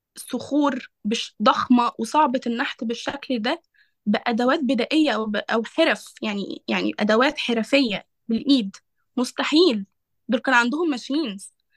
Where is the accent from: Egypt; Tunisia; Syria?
Egypt; احنا كمصريين